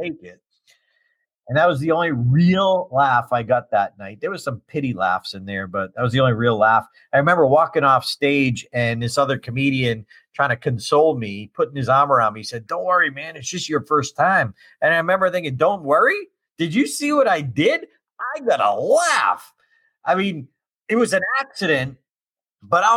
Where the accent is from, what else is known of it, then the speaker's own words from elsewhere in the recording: Auburn, Massachusetts, United States; The first liquid fuel rocket in history was launched in my hometown